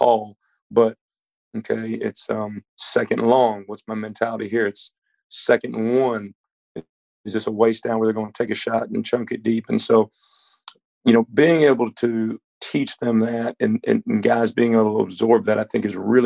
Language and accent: English; Dallas, Texas, United States; moved away; I'm from Dallas. My dad's from the Bay Area. So I grew up a Niners fan living in Texas